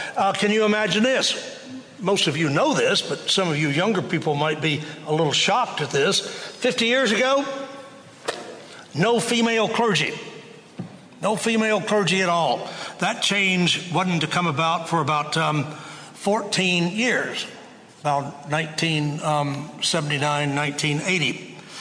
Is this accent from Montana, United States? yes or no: no; Waco, Texas, United States; growing up in Waco